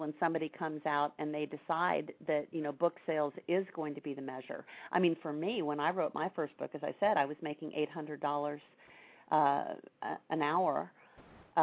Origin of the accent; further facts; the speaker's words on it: Greenfield and Rushville, central Indiana, United States; now in Tampa, United States; I grew up in your neighbor state, Indiana, so not too far away